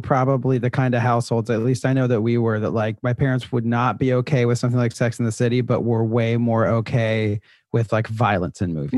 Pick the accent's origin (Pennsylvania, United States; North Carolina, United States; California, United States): North Carolina, United States; Charlotte; moved away as an adult; now in New York, United States; I am originally from Charlotte, North Carolina